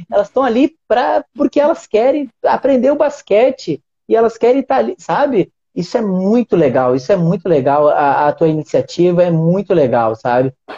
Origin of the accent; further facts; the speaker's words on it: Uruguaiana, Rio Grande do Sul, Brazil; eu sou de uma cidade do interior do Rio Grande do Sul, se chama Uruguaiana.